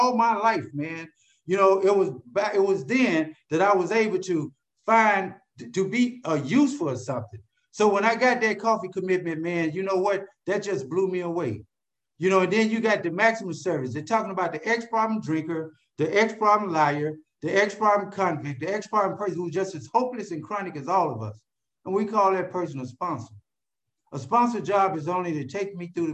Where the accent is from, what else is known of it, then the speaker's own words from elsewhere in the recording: Cleveland, Ohio, United States; moved away as an adult; now in California, United States; I'm from Cleveland, Ohio